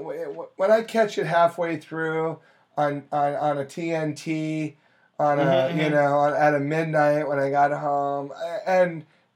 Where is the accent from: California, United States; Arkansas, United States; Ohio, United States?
Ohio, United States; Youngstown; I grew up in Youngstown, very similar.